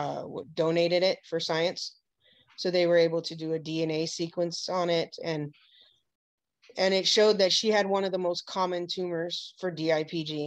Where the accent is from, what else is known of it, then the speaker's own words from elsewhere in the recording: Hawaii, United States; growing up in Hawaii